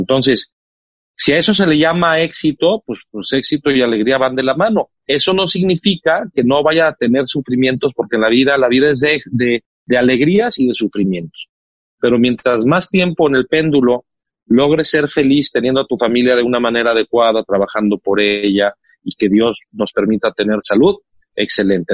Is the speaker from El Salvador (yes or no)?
no; Mexico; Soy orgullosísimo mexicano